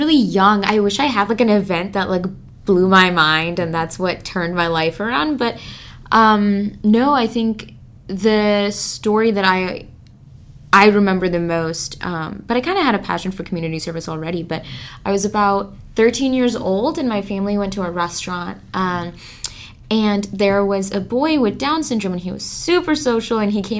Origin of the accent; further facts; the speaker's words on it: Milwaukee, Wisconsin, United States; I'm from Milwaukee, but a little bit outside of it